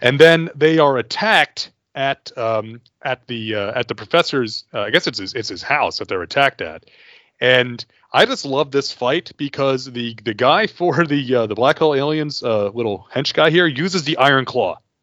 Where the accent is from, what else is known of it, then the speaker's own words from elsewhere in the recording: United States; I am an American